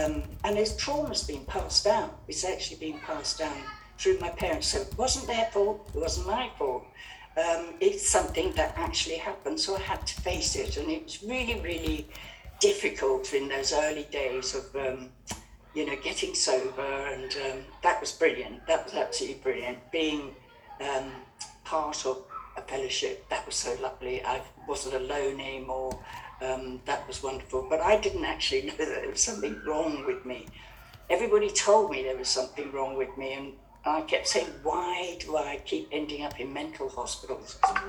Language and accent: English; Kenya; I was brought up and born in Kenya, where my parents were the Happy Valley set.